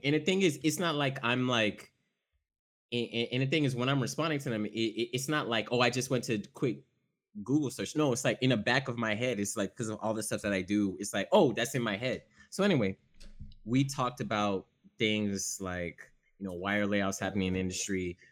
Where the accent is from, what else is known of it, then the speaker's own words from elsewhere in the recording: the South, Florida, United States; also born or lived in Haiti; I'm from the South and I'm Haitian